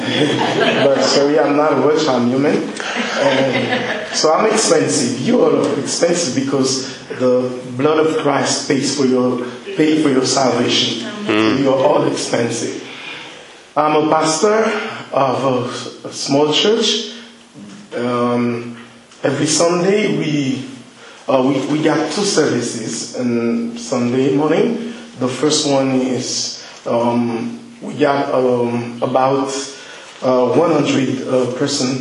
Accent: Haiti; I'm from Haiti. It's very hot.

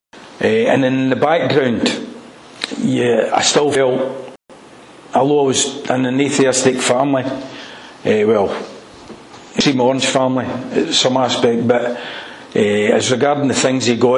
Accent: Airdrie, Scotland, United Kingdom; also born or lived in Wimbledon, London; I was brought up in Airdrie

